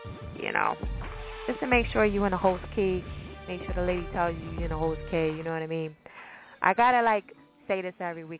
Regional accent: New Jersey, United States; Jersey, all that good stuff, my home state.

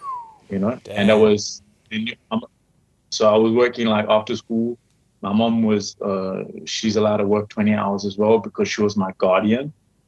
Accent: Durban, KwaZulu-Natal, South Africa; also born or lived in Johannesburg; I was born in Johannesburg, and then like 3 weeks later I lived in Durban, and then after 3 months we changed house

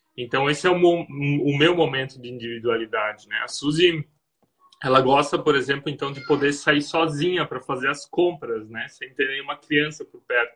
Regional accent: Blumenau region, Santa Catarina, Brazil; moved away as an adult; also born or lived in Germany; now in Rio dos Cedros, Brazil; Eu sou do Sul, é. Nós somos da região de Blumenau, Santa Catarina

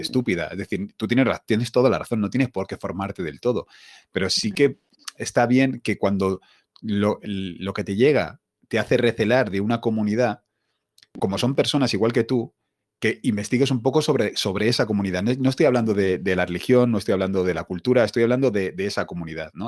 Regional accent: Spain; yo nací aquí en España

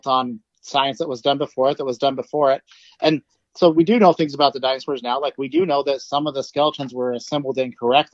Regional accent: Idaho, United States; now in Oregon, United States; I grew up in Idaho, and I've lived in a few different places now. So, yeah, I grew up in Idaho.

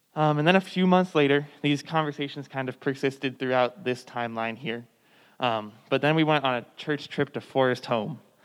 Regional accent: Thousand Oaks, California, United States; in November of 2018, there was a mass shooting in my hometown. It was the uh, borderline shooting

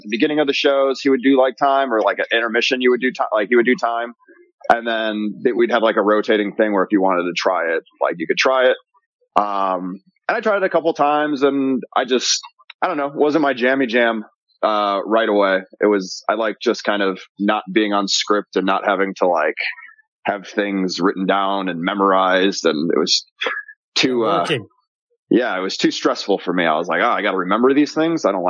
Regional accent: Chicago, Illinois, United States; also born or lived in Los Angeles; now in Las Vegas, United States; I'm originally from Chicago

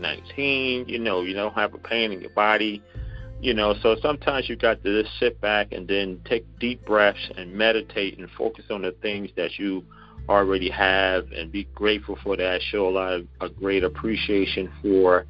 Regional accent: Charleston, South Carolina, United States; accent: Geechee; We're actually from Charleston, South Carolina.

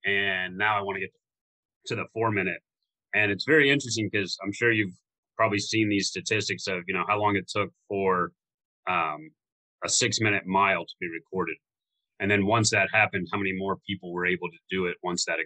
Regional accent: Florida, United States; I grew up in Florida

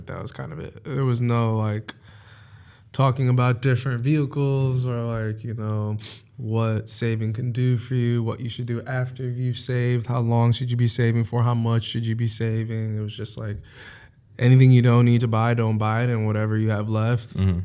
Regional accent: New York City, New York, United States; also born or lived in Hewlett, Long Island, New York; I'm originally from Harlem, New York. I uh, moved out of Harlem when I was like or Spanish Harlem, if you want to get particular. Uh, but moved out when I was like 11 or so. Um, and moved to Long Island

